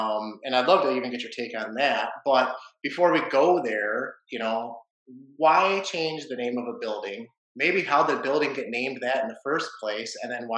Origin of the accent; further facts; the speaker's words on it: Detroit, Michigan, United States; I grew up in the Warrendale part of Detroit